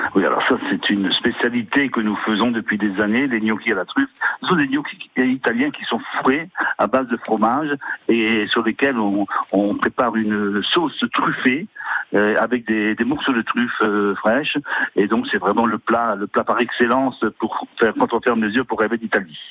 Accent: Alsace, Grand Est, France; chez nous en Alsace

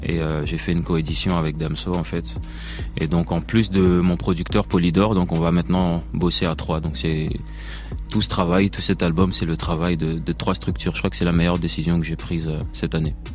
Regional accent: Belgium; je viens de Belgique

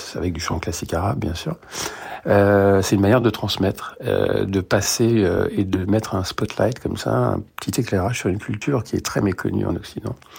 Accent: France; also born or lived in Beirut, Lebanon; je suis né à Beyrouth et voilà, j'ai grandi en France

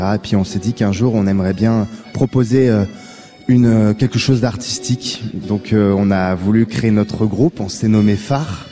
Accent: Toulouse, Occitania, France; j'ai grandi à Toulouse

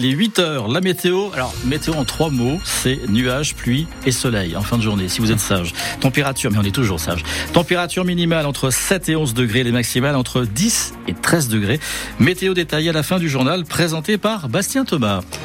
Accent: Limousin, Nouvelle-Aquitaine, France; chez nous en Limousin

